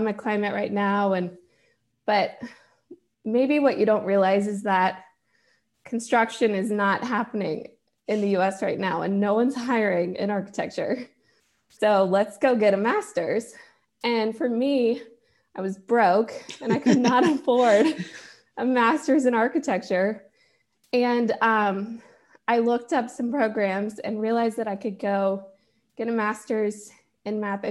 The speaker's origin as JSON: {"language": "English", "region": "Georgia", "country": "United States", "tie": "born or raised there", "said": "I'm in Georgia and I grew up in Georgia"}